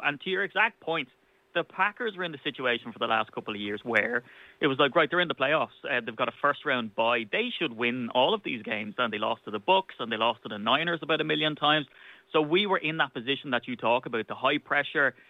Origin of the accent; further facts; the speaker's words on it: Ireland; as an Irishman